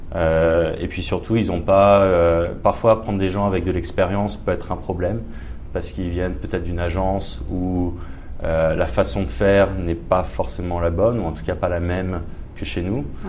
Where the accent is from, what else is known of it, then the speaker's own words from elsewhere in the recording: Paris, Île-de-France, France; moved away as an adult; now in Australia; je viens de Paris à l'origine, en mhm. France